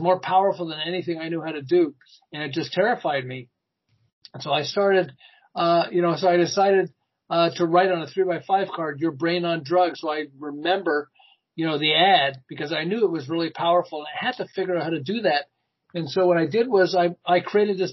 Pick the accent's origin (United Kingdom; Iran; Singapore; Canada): Canada; Montreal, Quebec; moved away as an adult; now in Southern California, United States; I'm originally from Montreal, and I ran an advertising agency in Montreal